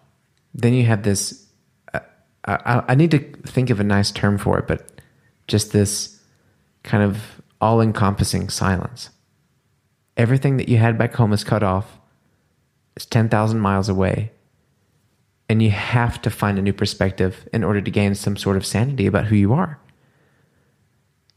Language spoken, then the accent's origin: English; the South, United States; moved away as an adult; also born or lived in New Orleans; now in Germany; Growing up in the States, especially in the South